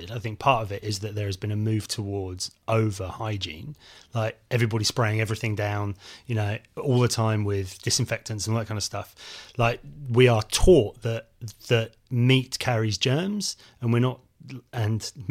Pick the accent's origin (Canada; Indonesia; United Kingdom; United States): United Kingdom; South West England; when I was a kid growing up in Devon, we had a livestock market in the local town.